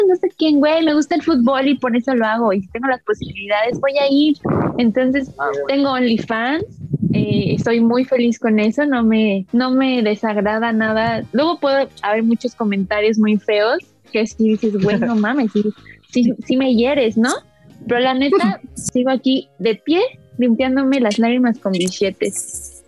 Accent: Mexico City, Mexico; nací y en vivo en la Ciudad de México

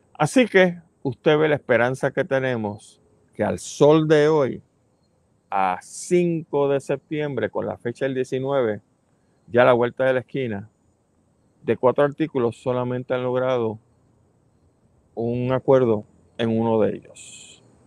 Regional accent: Puerto Rico

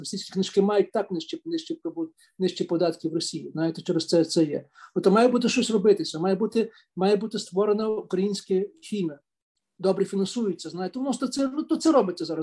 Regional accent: Lviv, Lviv Oblast, Ukraine; я народився в Львові

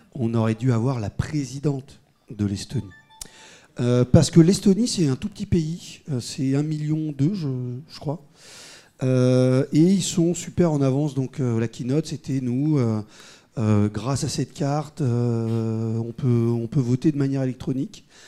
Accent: Paris, Île-de-France, France; je suis paris intramurose, intramuros

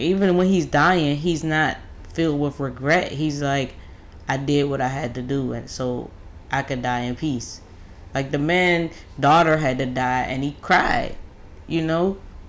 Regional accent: United States; as an American

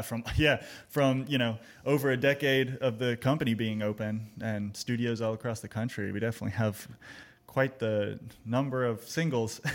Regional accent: Austin, Texas, United States; now in Greensboro, United States; I'm originally from Austin, Texas

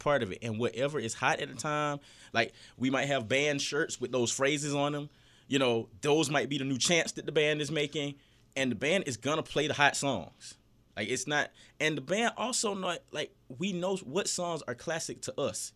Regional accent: Fort Valley, Georgia, United States; I grew up in Fort Valley

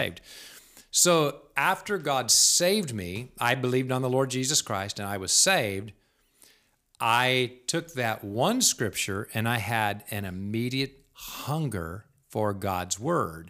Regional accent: United States; as an American

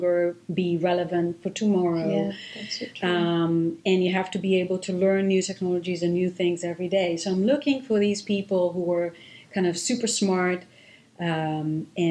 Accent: Israel; first language Hebrew; English is a second language; moved away as an adult; also born or lived in London, United Kingdom; now in Boston, United States; I grew up in Israel, speaking Hebrew

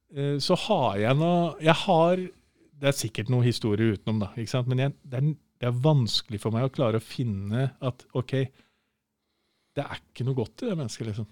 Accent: Nordre Land, Innlandet, Norway; also born or lived in Snertingdalen, Gjøvik; halve, halve, livet mitt, altså ungdomstida, eh, barnetida, var på Nordskinni i Nordre Land kommune, for der er morssiden ifra

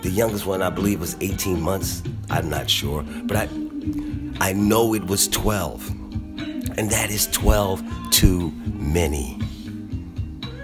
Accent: Philadelphia, Pennsylvania, United States; I am a black man born and raised in Philadelphia, Pennsylvania

